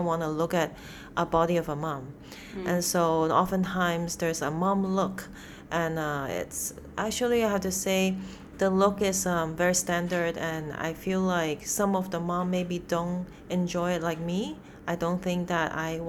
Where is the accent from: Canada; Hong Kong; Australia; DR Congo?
Hong Kong; moved away; also born or lived in United States / China; I was like born and raised in Hong Kong